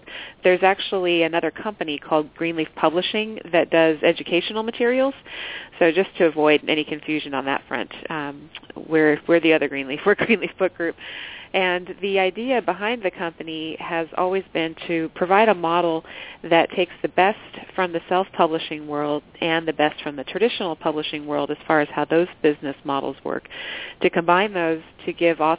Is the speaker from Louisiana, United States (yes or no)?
no; Southern California, United States; moved away as an adult; I'm originally from Southern California and grew up out there